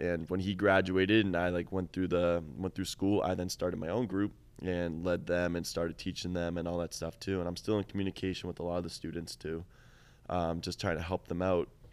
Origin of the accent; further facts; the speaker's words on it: Boston, Massachusetts, United States; I'm from Boston